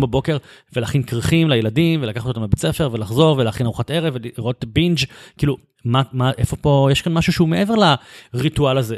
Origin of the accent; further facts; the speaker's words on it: Bat Yam, Tel Aviv District, Israel; גדלתי בבת ים